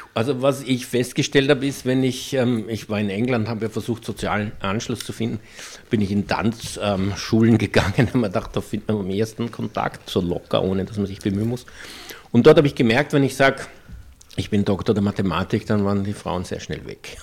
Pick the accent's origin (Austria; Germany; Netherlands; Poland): Austria; accent: Austrian dialect; ich habe sie plötzlich im österreichischen Dialekt angeredet